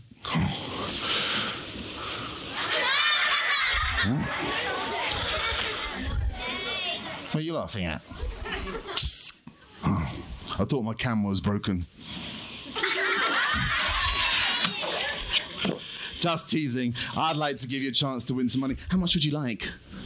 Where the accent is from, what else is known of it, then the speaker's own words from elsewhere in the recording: United Kingdom; I'm British